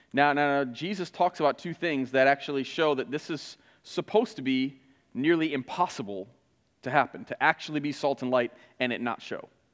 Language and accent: English; Flint, Michigan, United States; moved away; I grew up in Flint